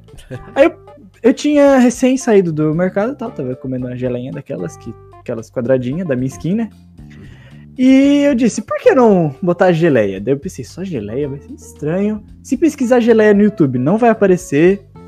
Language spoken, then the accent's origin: Portuguese; southern Santa Catarina, Brazil; sou de Santa Catarina mesmo. Bem no sul ali